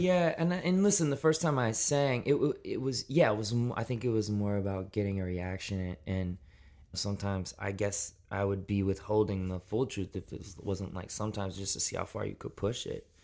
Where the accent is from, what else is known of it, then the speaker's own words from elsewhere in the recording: Memphis, Tennessee, United States; also born or lived in Shelby Forest, Tennessee / Millington, Tennessee; I was born in Memphis, Tennessee, and for my, most of my childhood, grew up outside of the city in more of a rural setting.